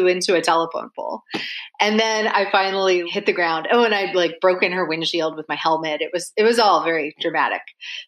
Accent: Washington, United States; also born or lived in Vancouver, Washington / Idaho; I was born in Vancouver, Washington. So the Vancouver in the US, not in Canada. And then I lived for a short time in Idaho, then moved back to Washington State. And that's where I grew up.

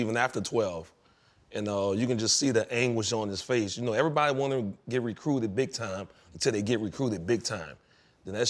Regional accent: New Orleans, Louisiana, United States; I grew up in New Orleans

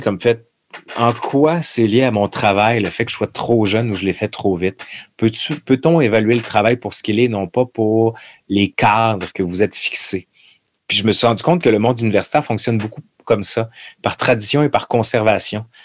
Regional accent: Quebec City, Quebec, Canada; Je suis de Québec

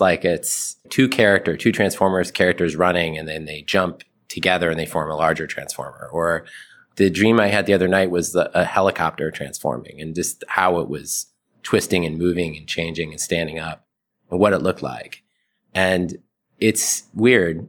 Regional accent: Ohio, United States; I, I grew up in Ohio

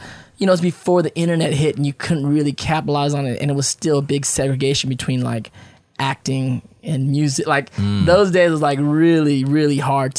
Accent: Paramount, California, United States; also born or lived in San Francisco Bay Area, California; I grew up in Paramount out here. So we was from the hood.

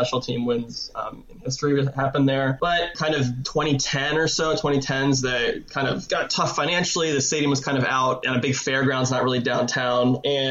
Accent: near Columbus, Central Ohio, United States; Yeah, so I grew up in Central Ohio. I grew up near Columbus.

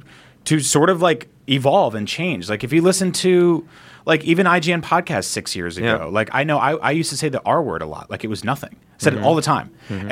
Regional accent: San Francisco, California, United States; I'm from San Francisco.

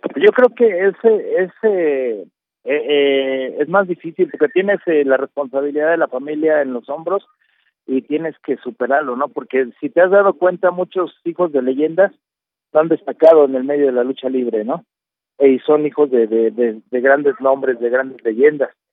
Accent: Mexico; como mexicanos

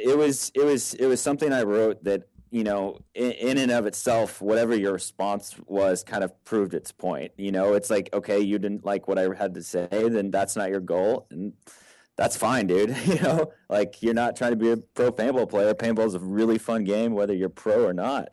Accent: Texas, United States; I grew up in Texas

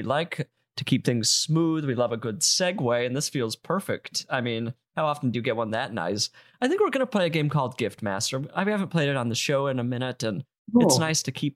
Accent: Utah, United States; I'm from Utah, which is kind of the Canada of the United States

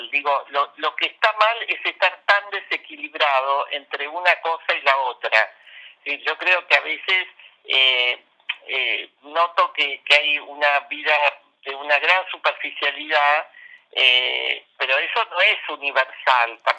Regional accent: Argentina; Venimos de la Argentina con un año donde no paramos de tener una campaña todos los días del año, entonces estamos hartos los argentinos

